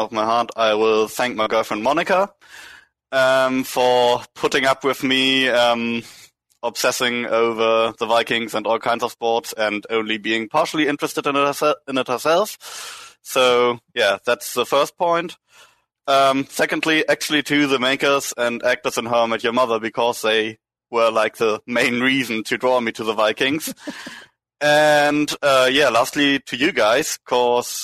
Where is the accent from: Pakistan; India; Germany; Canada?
Germany; Northern Germany; I'm originally from Northern Germany, which is quite close to Scandinavia